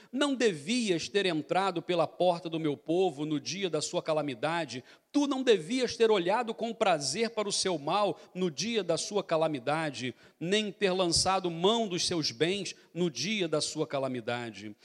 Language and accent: Portuguese; Brazil; accent: Brazilian; moved away; a gente voltou do Brasil agora, então a gente voltou com um sotaque já mais assim carregado